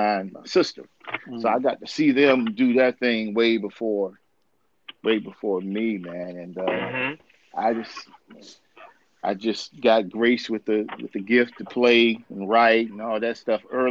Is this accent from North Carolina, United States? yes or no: yes; Charlotte, North Carolina, United States; I was born here in Charlotte, on the west side of Charlotte.